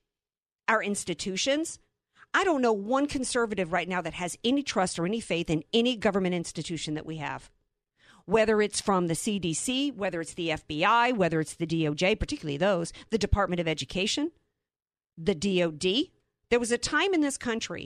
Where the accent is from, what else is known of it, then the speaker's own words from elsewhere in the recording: New Orleans, Louisiana, United States; I'm from New Orleans.